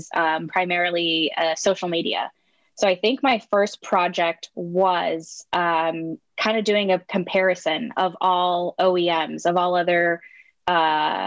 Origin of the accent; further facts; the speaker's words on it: Southern California, United States; born and raised in Southern California